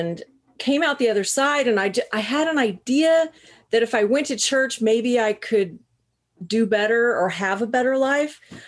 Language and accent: English; Southern Missouri, United States; I grew up in Southern Missouri.